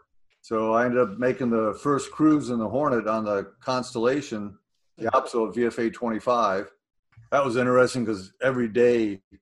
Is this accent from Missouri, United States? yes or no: yes; St. Louis, Missouri, United States; moved away as an adult; I was born and raised in St. Louis.